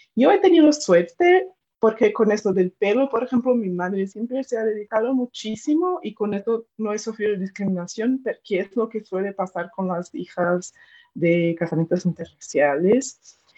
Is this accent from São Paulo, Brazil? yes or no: yes; interior of São Paulo state, Brazil; Spanish is a second language; moved away as an adult; now in Madrid, Spain; yo nací en el interior de del estado de São Paulo, en Brasil